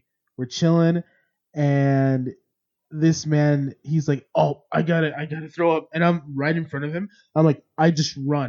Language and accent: English; California, United States; because we're from California